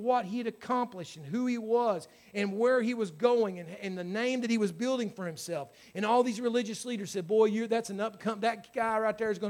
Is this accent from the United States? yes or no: yes; United States; I was born in America. I was born in a great state